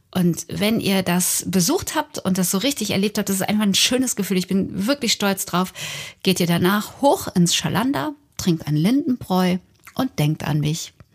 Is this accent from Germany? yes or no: yes; Unna, North Rhine-Westphalia, Germany; aus meiner Heimatstadt, aus Unna. Da bin ich geboren, da bin ich zur Schule gegangen